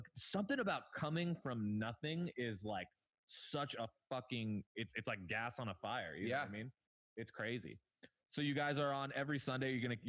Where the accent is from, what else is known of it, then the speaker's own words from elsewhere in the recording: Agoura Hills, California, United States; we grew up in Agoura Hills, which is a very rich place.